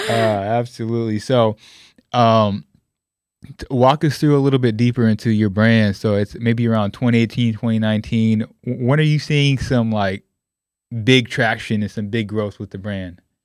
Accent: West Coast, United States; me being Puerto Rican, I grew up on the West Coast

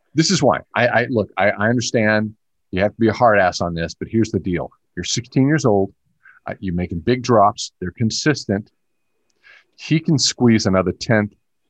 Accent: United States; I grew up in the United States. I'm a U.S. Olympian.

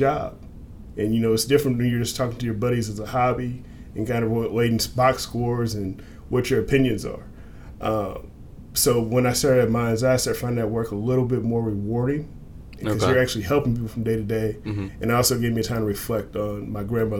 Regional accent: Illinois side of the St. Louis area, United States; I actually grew up in this area, born and raised. I grew up on the Illinois side of the river in Pinocchio, Illinois

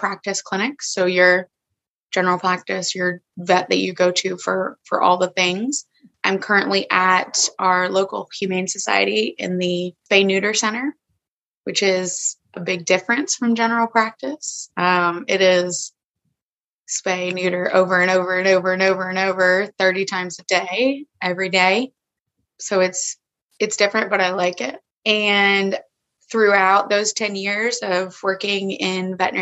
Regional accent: Georgia, United States; I am born and raised in Georgia

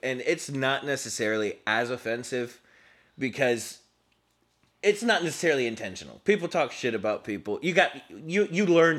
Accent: Mexico; now in United States; growing up in Mexico, you learn English from first grade all the way through high school.

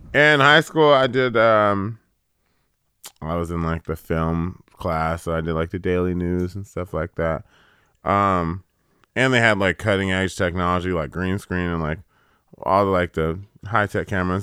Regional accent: California, United States; I'm from California

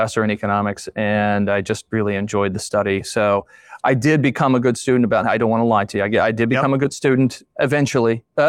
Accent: Steubenville, Ohio, United States; now in Indiana, United States; But Steubenville, Ohio, is where I was born and raised.

